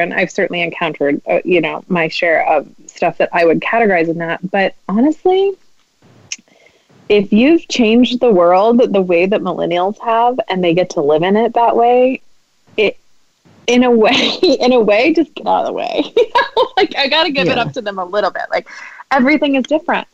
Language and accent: English; Midwest, United States; I'm Midwestern